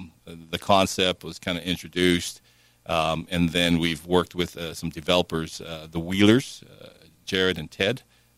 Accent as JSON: {"language": "English", "region": "Hawaii", "country": "United States", "moved": "yes", "lives_now": "Washington City, United States", "said": "I come from Hawaii."}